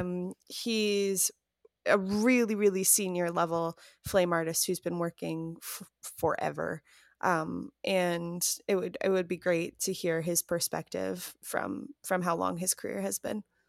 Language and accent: English; Chicago, Illinois, United States; now in Los Angeles, United States; I'm from Chicago.